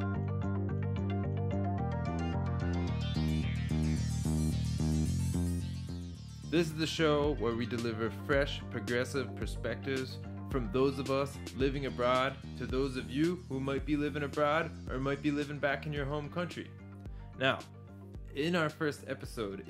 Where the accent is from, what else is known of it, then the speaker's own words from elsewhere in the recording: United States; moved away as an adult; I'm originally from the United States, been living outside of US for over 10 years now